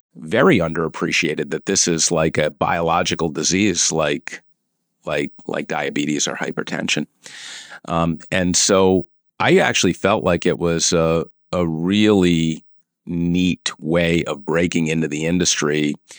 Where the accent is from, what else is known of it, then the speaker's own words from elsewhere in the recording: Cumberland, Rhode Island, United States; also born or lived in Providence, Rhode Island; I was born and raised in Rhode Island, uh, born in Providence and, uh, raised in a small little suburb outside of, uh, uh, Providence, Cumberland, Rhode Island